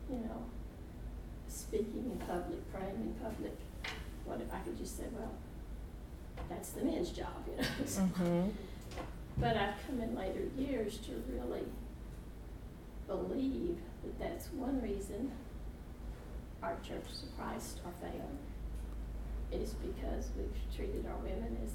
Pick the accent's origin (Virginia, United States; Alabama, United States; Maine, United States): Alabama, United States; Mobile; I'm from Mobile, Alabama. I that's where I live now.